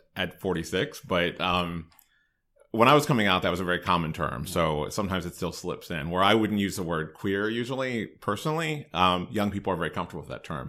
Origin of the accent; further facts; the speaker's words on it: Hagerstown, Maryland, United States; moved away as an adult; also born or lived in North Carolina; I grew up in Hagerstown, so I'm fairly local.